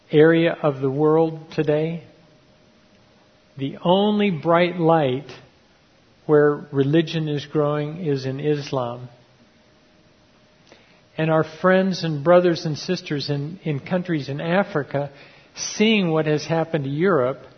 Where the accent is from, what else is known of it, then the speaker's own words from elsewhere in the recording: Ecuador; And because they recognized that I grew up tribal down in Ecuador, they really shared their hearts with me.